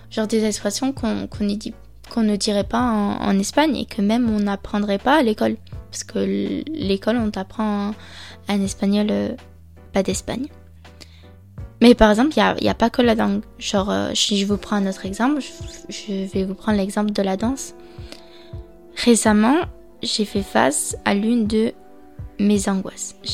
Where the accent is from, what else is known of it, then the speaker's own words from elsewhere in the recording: France; accent: French; Lorsque par exemple je parle espagnol, j'ai peur qu'ils perçoivent mi falta de vocabulario encore mon accent français.